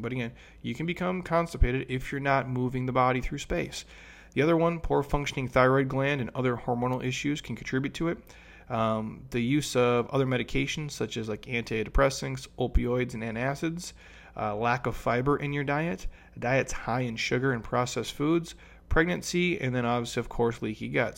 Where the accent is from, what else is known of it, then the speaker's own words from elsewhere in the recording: Minnesota, United States; I grew up in Minnesota